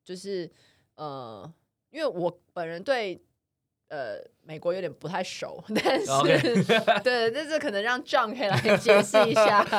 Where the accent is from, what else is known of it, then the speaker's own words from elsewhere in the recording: Canada; 我是加拿大人，美国人。